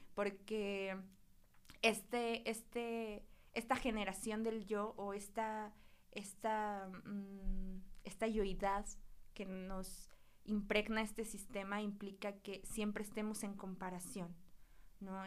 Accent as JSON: {"language": "Spanish", "town": "Huauchinango", "region": "Puebla", "country": "Mexico", "said": "yo soy de Huachinango, que es un lugar que está pegadito a Veracruz"}